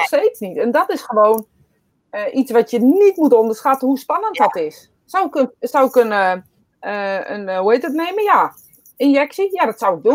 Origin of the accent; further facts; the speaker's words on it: Netherlands; wij dus als Nederlanders